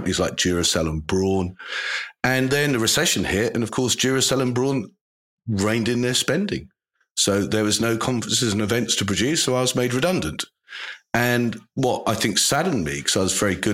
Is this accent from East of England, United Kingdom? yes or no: yes; Lowestoft, East of England, United Kingdom; I was born in Lowestoft in Suffolk